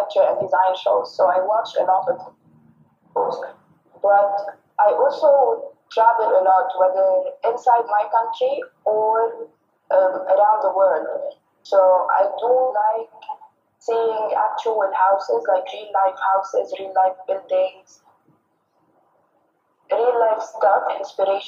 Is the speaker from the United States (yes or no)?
no; Lebanon; I am from Lebanon. And I live in Lebanon